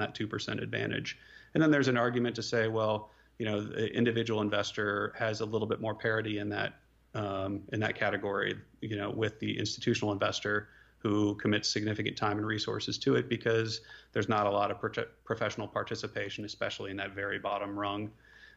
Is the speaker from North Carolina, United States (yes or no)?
no; Omaha, Nebraska, United States; moved away; also born or lived in Austin, Texas; I grew up in Omaha, Nebraska